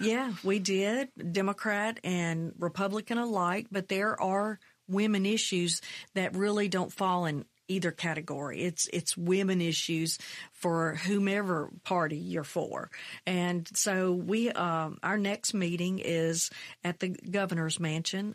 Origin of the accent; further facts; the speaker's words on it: McComb, Mississippi, United States; also born or lived in Brookhaven, Mississippi; That's where I grew up. I grew up in Macomb, twenty miles south